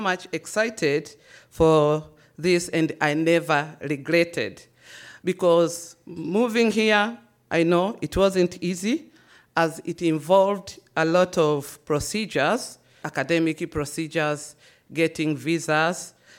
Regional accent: Tanzania; moved away as an adult; now in Austria; being born and raised in Tanzania

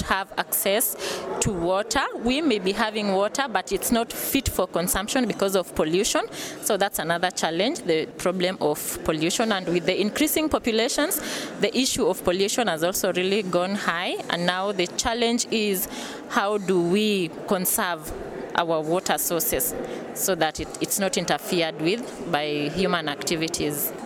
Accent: Kenya; I come from East Africa

